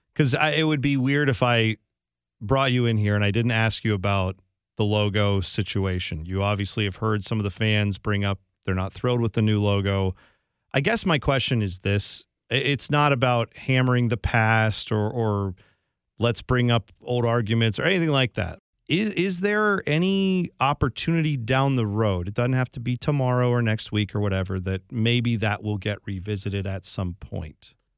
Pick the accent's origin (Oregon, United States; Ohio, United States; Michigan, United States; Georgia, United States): Ohio, United States; I'm from Ohio